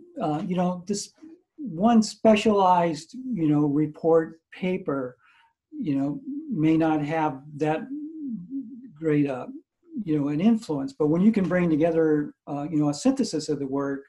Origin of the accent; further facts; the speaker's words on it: Missouri, United States; now in Pensacola, United States; I grew up in Missouri